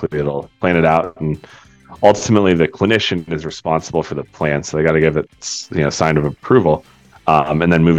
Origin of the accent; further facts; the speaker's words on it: Colorado, United States; also born or lived in Albuquerque; I'm born and raised in Colorado, one of the rare and the few